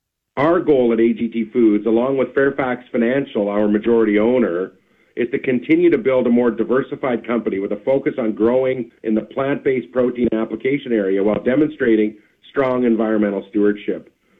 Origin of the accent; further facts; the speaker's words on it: Davidson, Saskatchewan, Canada; my hometown of Davidson.